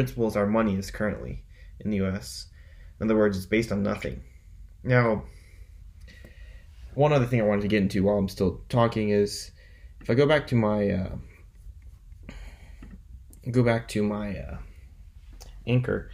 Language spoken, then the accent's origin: English; the South, United States; I'm from the South. We're not really used to cold weather.